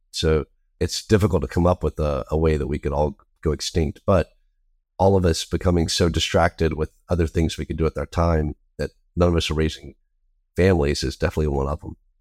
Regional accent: the South, United States; I grew up in the South

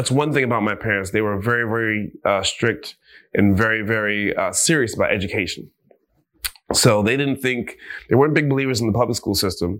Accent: Miami, Florida, United States; also born or lived in St. Croix, U.S. Virgin Islands / Jamaica; It was a really, really good childhood growing up in Miami

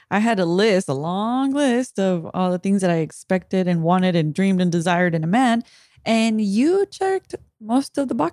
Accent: Watsonville, California, United States; now in San Francisco, United States; I'm from Watsonville

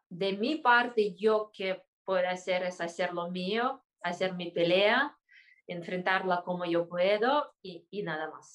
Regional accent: Kyrgyzstan; en mi país, Kirguistán

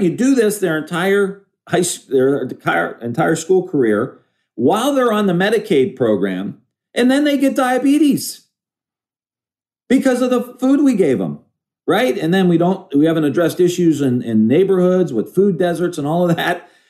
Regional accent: Ohio, United States; I'm from Ohio

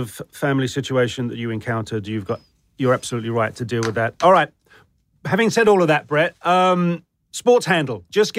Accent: United Kingdom; It's something I've grown up with as a Brit

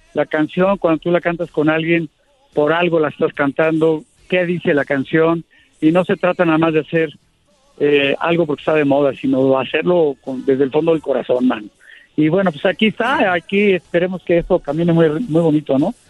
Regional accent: Mexico; yo como mexicano

